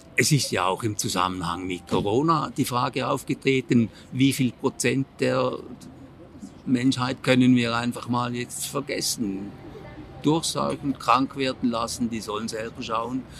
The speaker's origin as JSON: {"language": "German", "country": "Switzerland", "said": "Ich bin Appenzeller"}